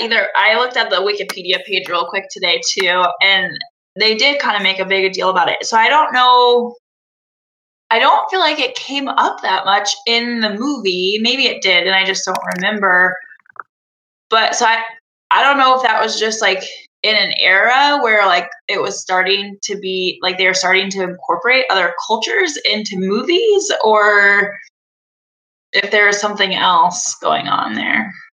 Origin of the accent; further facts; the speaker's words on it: Arizona, United States; moved away as an adult; also born or lived in Indiana / Paraguay / Ireland; now in Philadelphia, United States; I grew up in Arizona